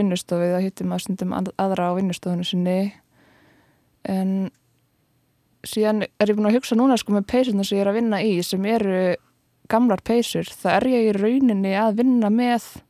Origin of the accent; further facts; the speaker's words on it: Kópavogur, Capital Region, Iceland; ég ólst upp á Vassenda í Kópói